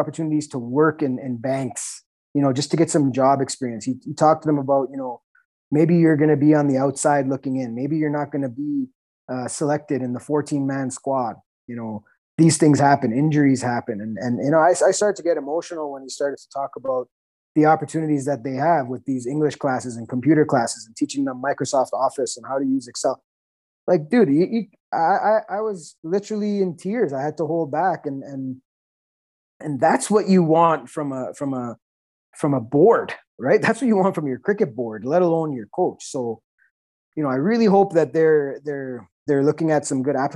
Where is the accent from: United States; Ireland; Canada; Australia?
Canada; I'm a Canadian